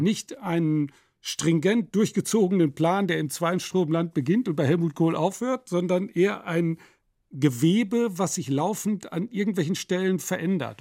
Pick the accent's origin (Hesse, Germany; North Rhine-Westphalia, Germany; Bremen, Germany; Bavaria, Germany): North Rhine-Westphalia, Germany; Nottuln; dem Ort Nottuln, wo ich groß geworden bin